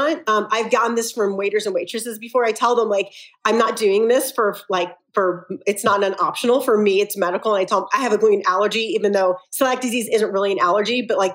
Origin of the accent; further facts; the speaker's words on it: Philadelphia, Pennsylvania, United States; now in Salt Lake City, United States; I'm from Philly originally